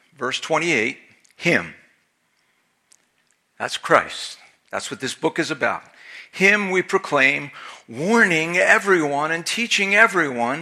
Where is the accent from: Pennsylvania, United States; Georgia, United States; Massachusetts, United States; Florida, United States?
Pennsylvania, United States; Philadelphia; now in Maine, United States; I'm Italian, I'm from Philadelphia